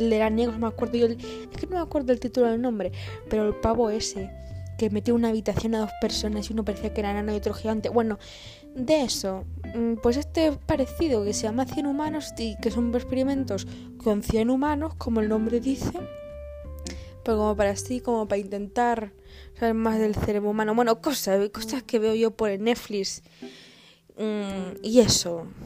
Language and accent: Spanish; Andalusia, Spain; accent: Andalusian; El acento andaluz me sale a veces porque soy medio andaluza.